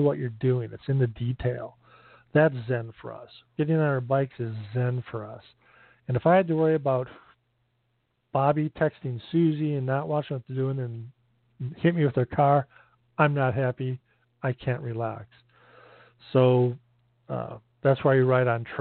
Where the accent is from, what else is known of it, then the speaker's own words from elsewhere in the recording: Northern Illinois outside Chicago, United States; moved away; also born or lived in Michigan; I grew up in Northern Illinois outside Chicago